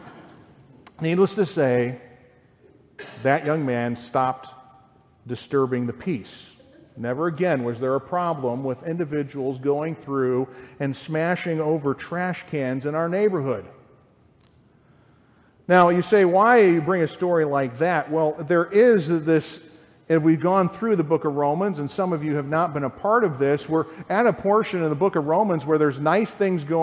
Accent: Lyle, United States; I grew up in Lyle, in a nice, quiet community there

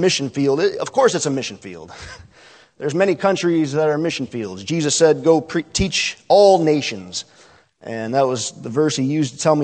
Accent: Great Black Swamp, east of Toledo, Ohio, United States; raised 10 miles east of here in the German Black Swamp

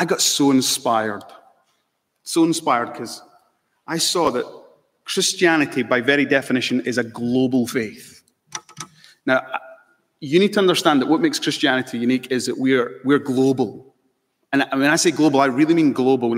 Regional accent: Scotland, United Kingdom; also born or lived in Malawi; now in London, United Kingdom; I'm mixed race. I love this, right? I'm British. I'm Scottish. Proud of it. I'm also Malawian

